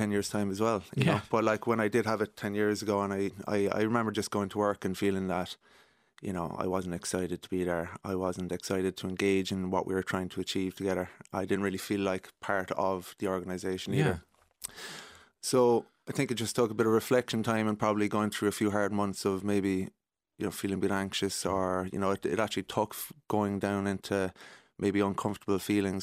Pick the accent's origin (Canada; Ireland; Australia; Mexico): Ireland; Cork, Munster; moved away as an adult; now in Dublin, Ireland; I'm from Cork and I moved to Dublin 10 years ago